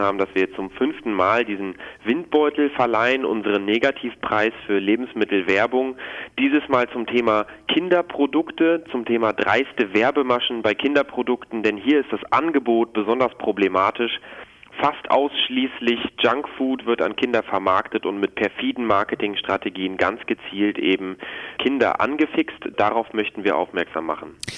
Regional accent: Netherlands; now in Germany; Ich komme aus den Niederlanden

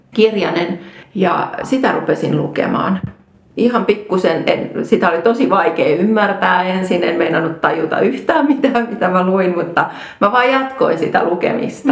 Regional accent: Rauma, Satakunta, Finland; mä olen Raumalta kotoisin, eli syntynyt Raumalla

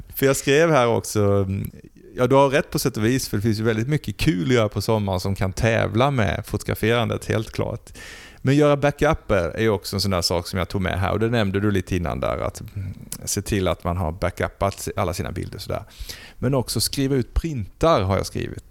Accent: Blekinge, Sweden; moved away; hemma i Blekinge, i mina föräldrars förråd har jag ett antal flyttkartonger

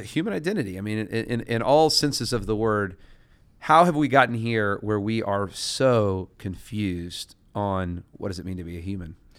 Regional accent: United States; as an American

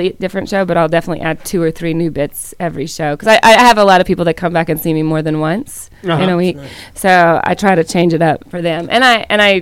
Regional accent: the South, United States; moved away; also born or lived in California; I grew up in the South

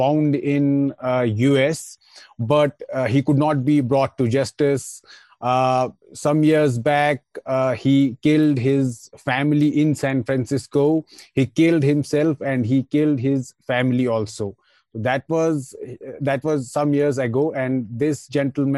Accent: Indian-administered Kashmir, Jammu and Kashmir, India; I am from Indian administered Kashmir

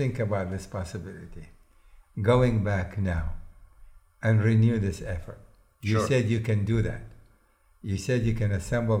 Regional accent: Missouri, United States; You know, I come from a situation where I feel I'm from Missouri. You know the state they say about Missouri?

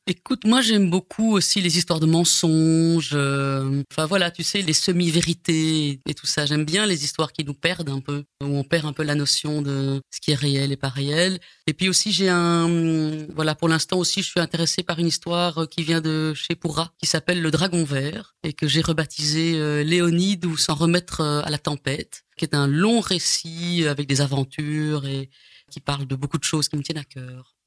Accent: Brussels, Brussels-Capital Region, Belgium; accent: bruxellois; je suis né quand même à Scarbeck, voilà, tout près du parc Josapha. Mhm. Voilà. Et puis après ça, bah, on a été dans la banlieue, euh, on va dire bruxelloise

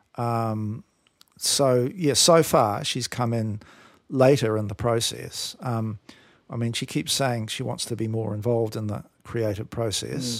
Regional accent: New Zealand; now in Australia; I grew up in New Zealand

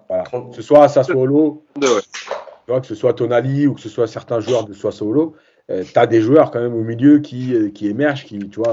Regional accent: Algeria; en tant qu'Algérien

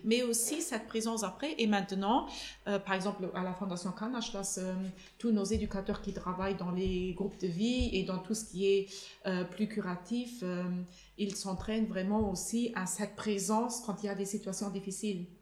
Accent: Luxembourg; chez nous au Luxembourg

